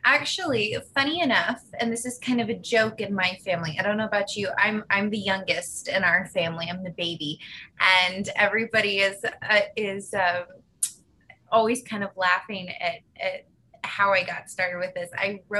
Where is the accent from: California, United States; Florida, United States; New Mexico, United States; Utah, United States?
California, United States; also born or lived in Nevada / Scotland; So I was born in California, and then my family moved to Nevada, and then we moved back to California, and then we moved to Scotland.